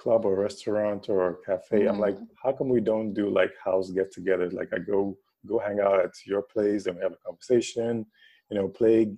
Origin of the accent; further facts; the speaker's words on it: Ghana; moved away as an adult; also born or lived in United States; I came back to Ghana in 2012